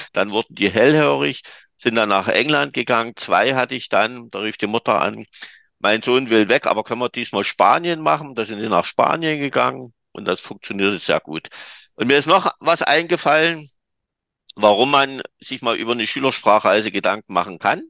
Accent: Germany; also born or lived in Dresden; ich bin Deutscher

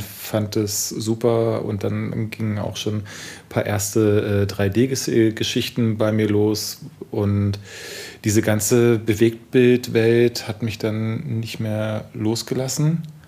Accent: Heilbronn, Baden-Württemberg, Germany; moved away as an adult; also born or lived in Stuttgart, Germany / Garbsen, Germany; now in Berlin, Germany; also wir sind mit zehn sind wir nach Heilbronn gezogen

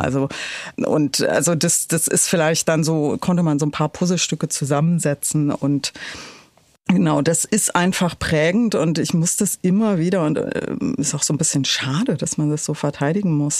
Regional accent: Berlin, Germany; ich bin in Pankow aufgewachsen

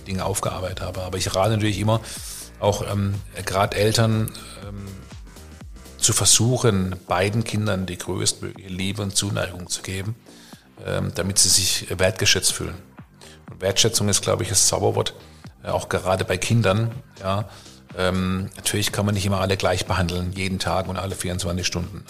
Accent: Karlsruhe, Baden-Württemberg, Germany; aus meiner Heimatstadt Karlsruhe

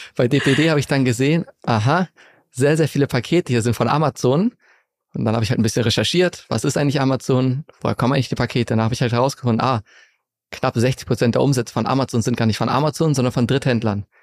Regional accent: Segeberg district, Schleswig-Holstein, Germany; now in Hamburg, Germany; Ich bin in der Nähe von Hamburg aufgewachsen, in Schleswig-Holstein, im Kreis Segeberg, in einem ganz kleinen Dorf

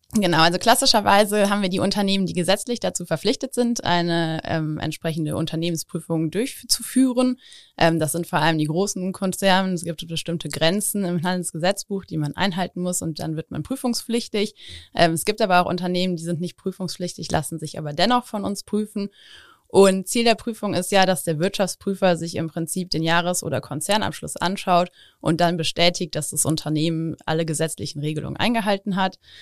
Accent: Overath, North Rhine-Westphalia, Germany; also born or lived in Engelskirchen; ich bin sogar in Overath aufgewachsen.

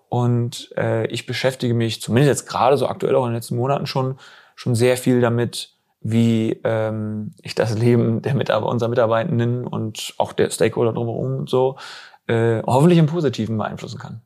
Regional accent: west of Osnabrück, Lower Saxony, Germany; now in Bielefeld, Germany; ich komme weg aus irgendwie so ein bisschen westlich von, von Osnabrück. Also ich bin Niedersachse

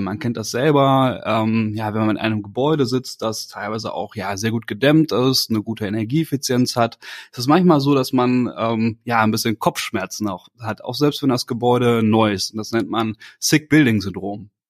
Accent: Germany; Ich komme ja aus der Eifel ähm, und äh, aus, der, aus der Nordeifel

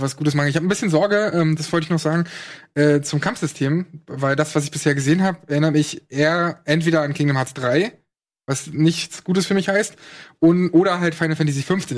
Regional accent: Brandenburg, Germany; in Brandenburg, wo ich herkomme

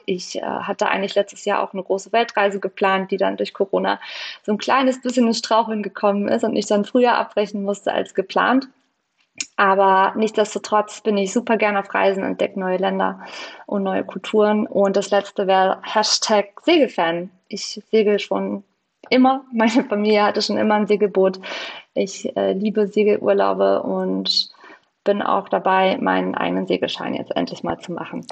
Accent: Baltic coast, Mecklenburg-Vorpommern, Germany; moved away as an adult; now in Berlin, Germany; an die Ostsee in meine Heimat

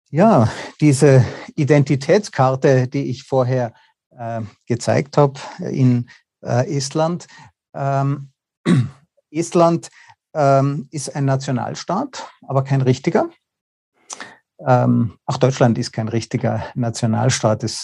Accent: Austria; Also ich bin ja auch Österreicher, wir kommen nicht mal rein.

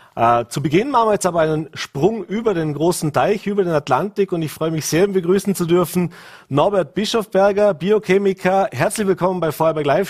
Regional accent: Vorarlberg, Austria; bei uns in Vorarlberg

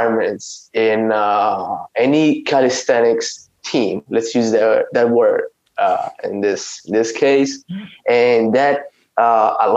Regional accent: Italy; I'm from Italy. I've lived in Italy my whole life

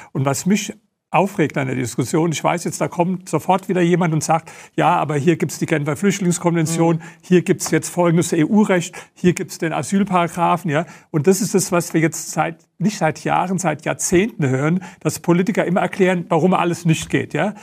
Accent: Germany; wir als Deutsche

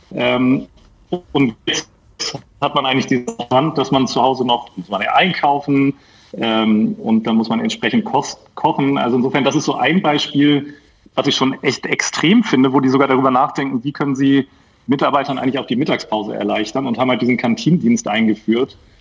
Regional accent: Hamburg, Germany; bin ich Hamburger Jung

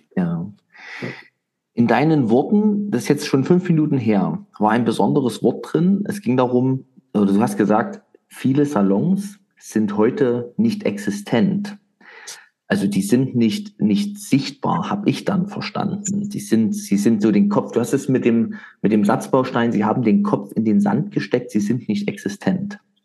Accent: East Germany, Germany; ich komme ja aus dem Osten von Deutschland, der ehemaligen DDR-Geschichte

